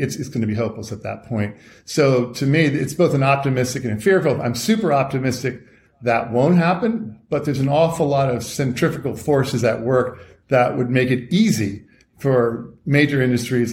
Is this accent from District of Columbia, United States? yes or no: yes; Washington, District of Columbia, United States; I was a little kid growing up in Washington, D.C.